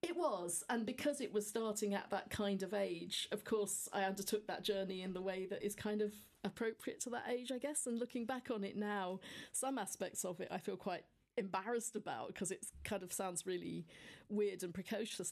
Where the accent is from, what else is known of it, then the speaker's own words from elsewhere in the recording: Devon, South West England, United Kingdom; also born or lived in North Wales; now in Cambridge, United Kingdom; born in North Wales, but but living in Devon as a small child.